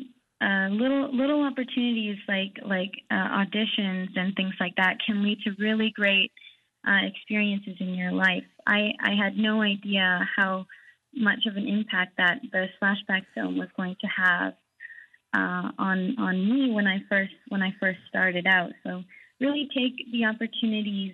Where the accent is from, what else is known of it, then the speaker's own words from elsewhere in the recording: Iqaluit, Nunavut, Canada; we're all from, born and raised in Iqaluit